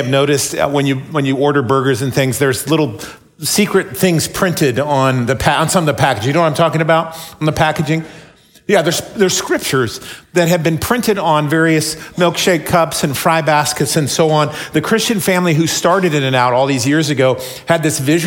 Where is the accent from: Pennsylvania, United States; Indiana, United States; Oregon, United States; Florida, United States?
Oregon, United States; McMinnville; I grew up in McMinnville